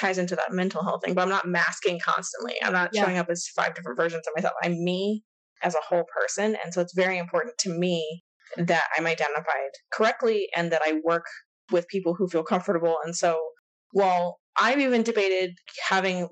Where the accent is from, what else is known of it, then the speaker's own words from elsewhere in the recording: Texas, United States; growing up in Texas, it's very like conservative and religious. And I went to high school in like a tiny town